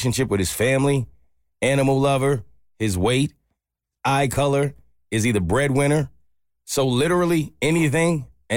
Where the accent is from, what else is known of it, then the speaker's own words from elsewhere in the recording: South Africa; English is a second language; moved away as an adult; now in Charleston, United States; all the way from South Africa.